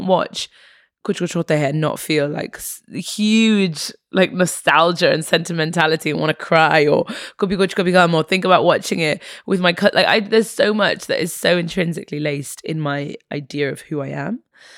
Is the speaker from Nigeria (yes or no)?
no; England, United Kingdom; also born or lived in Egypt; So I was born in Egypt, half Egyptian, half Irish. My mother's Irish. My father is Egyptian. And then we moved to England when I was a baby. My parents split up and I came to England when I was about four.